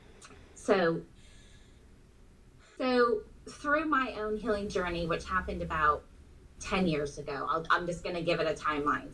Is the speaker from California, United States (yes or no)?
yes; Southern California, United States; moved away as an adult; now in Texas, United States; We're originally from Southern California